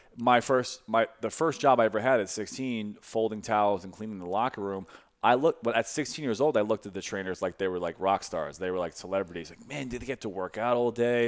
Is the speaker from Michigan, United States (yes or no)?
no; Brooklyn, New York, United States; moved away as an adult; also born or lived in Westchester; now in St. Louis, United States; I was born in Brooklyn, uh, then I went to Westchester, li, moved to Westchester not too f, uh, probably when I was, like, twelve or thirteen.